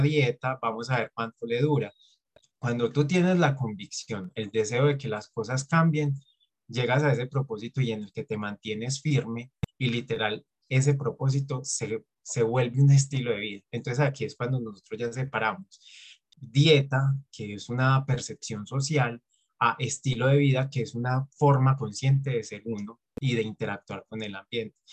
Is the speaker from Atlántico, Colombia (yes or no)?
no; Antioquia, Colombia; Yo soy de Colombia y en Colombia tenemos la percepción, o sobre todo en mi región, que es Antioquia